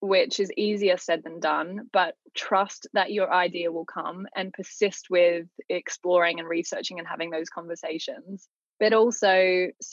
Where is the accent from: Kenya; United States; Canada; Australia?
Australia; now in London, United Kingdom; I grew up in Australia